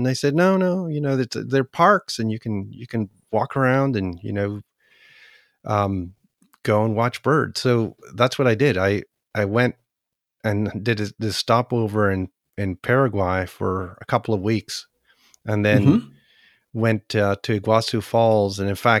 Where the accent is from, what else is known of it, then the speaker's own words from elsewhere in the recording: Chile; born there; also born or lived in Canada; Well, I was born in Chile, so what I did, you know, in Canada, at that time, when I was going to high school